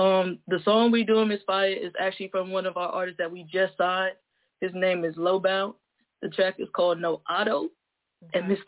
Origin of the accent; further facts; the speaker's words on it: North Carolina, United States; I'm from North Carolina, straight out of the 252.